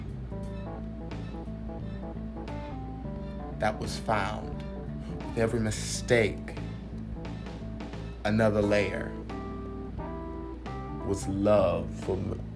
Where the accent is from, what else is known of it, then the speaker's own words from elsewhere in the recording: San Francisco, California, United States; I came from San Francisco, and San Francisco, California